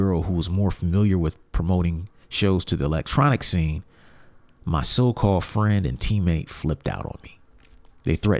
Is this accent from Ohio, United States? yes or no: yes; Columbus, Ohio, United States; back in Columbus, my hometown